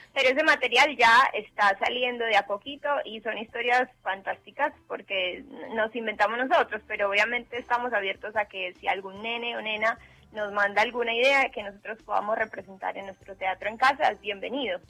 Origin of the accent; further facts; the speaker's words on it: Medellín, Antioquia, Colombia; moved away as an adult; now in Argentina; yo soy de Medellín, Colombia